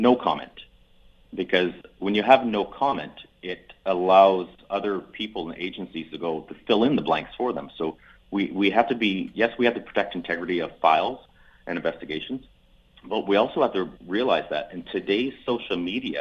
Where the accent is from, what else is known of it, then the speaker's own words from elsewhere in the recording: Edmonton, Alberta, Canada; my hometown here of Edmonton